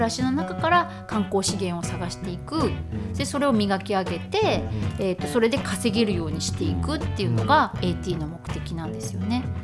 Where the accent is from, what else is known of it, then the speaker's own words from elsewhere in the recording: Chiba, Japan; also born or lived in Tokyo; now in Shinhidaka, Japan; 私自身もあの移住者でして出身は千葉県なんですがもう、うん、20年近くなりますかねあの移住してきて